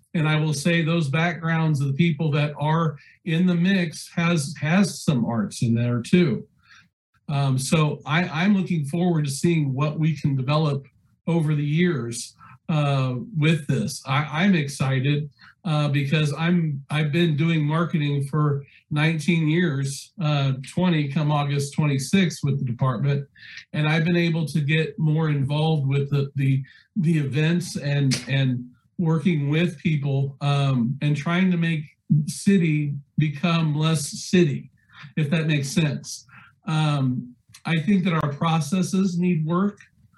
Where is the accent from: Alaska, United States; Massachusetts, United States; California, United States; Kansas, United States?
Kansas, United States; Salina; Mary, my background, I come from Salina, and we have the rich cultural river festival that I think is a jewel for that community.